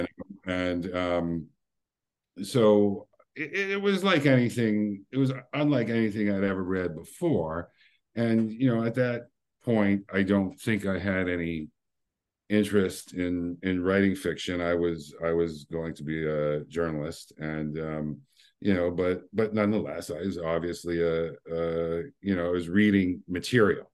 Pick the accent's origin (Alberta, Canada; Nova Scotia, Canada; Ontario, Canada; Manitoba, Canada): Ontario, Canada; Windsor; I was from Windsor, which is one mile from Detroit